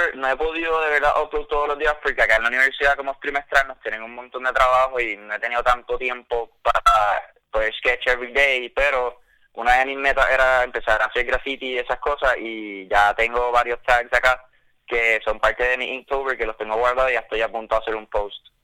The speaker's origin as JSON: {"language": "Spanish", "town": "Mayagüez", "country": "Puerto Rico", "moved": "as an adult", "lives_now": "Savannah, United States", "said": "yo soy de Mayagüez, Puerto Rico, pero estoy estudiando ahora mismo en Savannah, Georgia"}